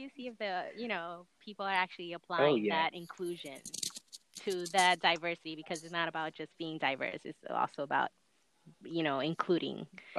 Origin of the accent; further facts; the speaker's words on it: New York, United States; also born or lived in Puerto Rico; I was born in New York, and then when I was like 6 months old, my parents went to Puerto Rico, and then when I was 4 years old, they came back. So I've been switching primary language a bunch of times.